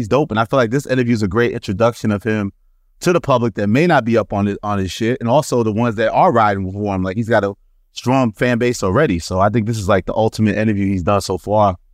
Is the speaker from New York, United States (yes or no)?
yes; New York City, New York, United States; growing, growing up in Queens